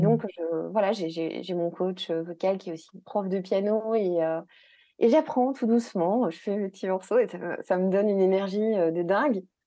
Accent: Belgium; ici en Belgique, parce que oui, je suis belge

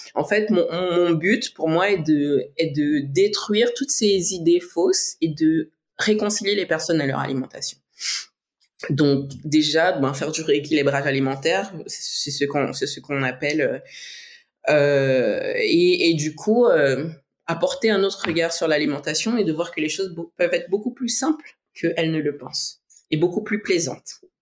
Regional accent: French Guiana; je suis née en Guyane, père martiniquais, mère brésilienne.

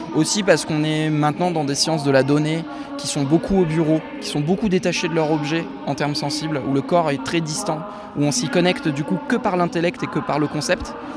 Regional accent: Nantes, Pays de la Loire, France; je viens de Nantes

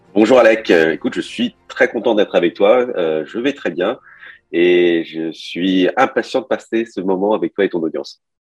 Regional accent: Paris, Île-de-France, France; moved away as an adult; also born or lived in China / Montpellier / Canada; now in Nice, France; j'ai grandi à Paris. Moi, je, je suis, euh, suis d'origine chinoise. Je, suis arrivé en France, j'avais 6 ans. J'ai grandi à Paris

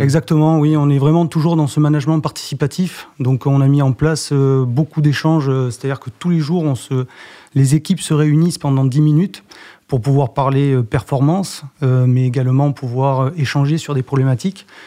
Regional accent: Les Aldudes, Nouvelle-Aquitaine, France; moved away; je suis originaire du Pays Basque, d'un petit coin qui s'appelle Les Aldudes

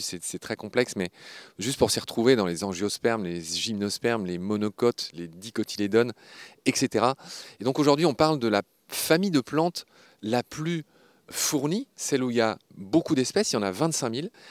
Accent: Lorraine, Grand Est, France; je suis lorrain. Et sur le blason de ma région, la Lorraine

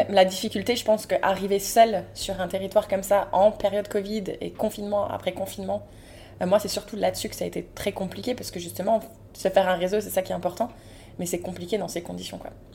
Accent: Moselle, Grand Est, France; j'ai grandi en Moselle et j'arrive en Guadeloupe

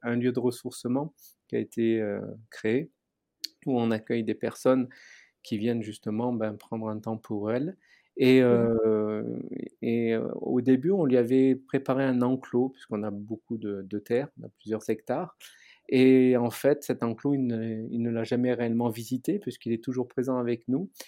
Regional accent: Aix-en-Provence, Provence-Alpes-Côte d'Azur, France; moved away; also born or lived in Paris; je suis originaire d'Aix-en-Provence

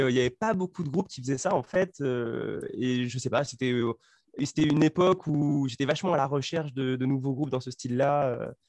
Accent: near Nancy, Grand Est, France; moved away as an adult; now in Paris, France; suis arrivé à Paris, moi, en... c'est ça, je crois, en 2016, un truc comme ça. Donc avant, moi je viens du nord-est de la France

